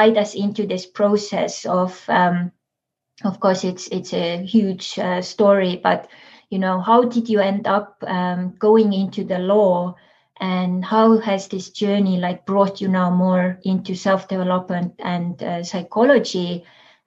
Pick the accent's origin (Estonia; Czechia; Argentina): Estonia; now in San Diego, United States; we are from Estonia